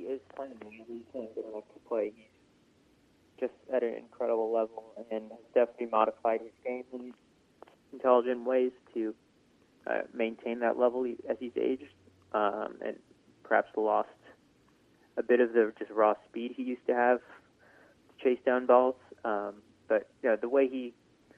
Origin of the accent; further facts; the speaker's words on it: United States; being an American tennis fan